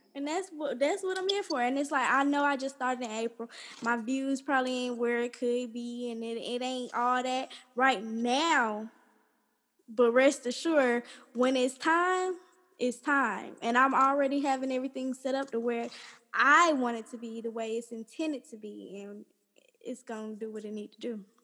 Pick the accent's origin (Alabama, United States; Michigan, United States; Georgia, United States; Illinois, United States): Georgia, United States; College Park; I grew up here in College Park, Georgia, my whole life